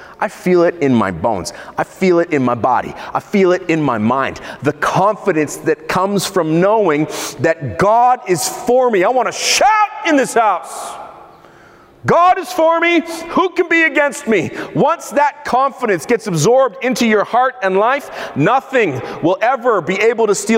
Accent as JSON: {"language": "English", "country": "Israel", "tie": "born or raised there", "said": "in Israel, where I grew up"}